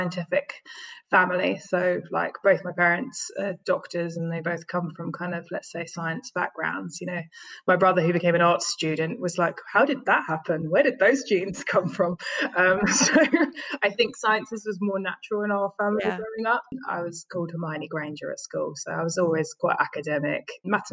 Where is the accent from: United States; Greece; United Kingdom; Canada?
United Kingdom; London; I grew up in the East End of London